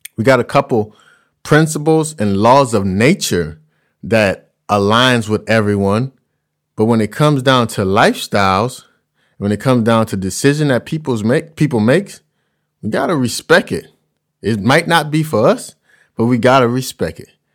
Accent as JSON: {"language": "English", "region": "Louisiana", "country": "United States", "said": "I'm from Louisiana and we cook a certain way. So traveling the world, food is kinda difficult for me because I've ate this way my whole life"}